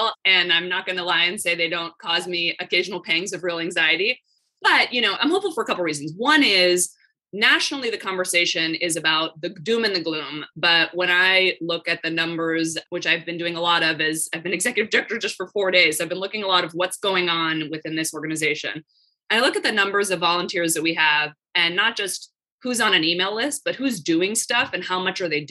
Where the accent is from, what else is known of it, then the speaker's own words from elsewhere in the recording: Palo Alto, California, United States; also born or lived in San Francisco; I grew up, like you mentioned, in Palo Alto